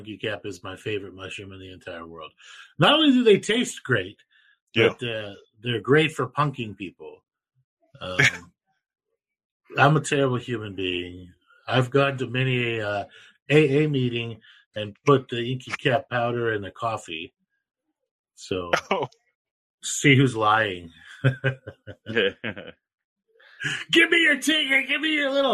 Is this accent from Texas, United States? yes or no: yes; Texas, United States; I'm from Texas.